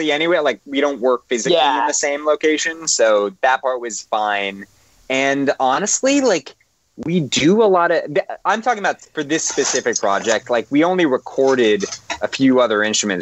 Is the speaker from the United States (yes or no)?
yes; Los Angeles, California, United States; I grew up in Encino